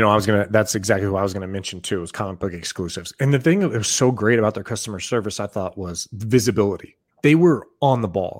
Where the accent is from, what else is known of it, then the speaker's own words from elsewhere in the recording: Boise, Idaho, United States; I grew up in Boise, Idaho.